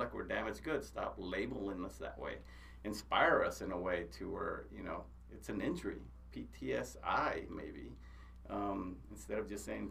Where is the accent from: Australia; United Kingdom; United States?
United States; we're American Indians, right? I mean, the Lakota, they were known as warriors. I'm an Apache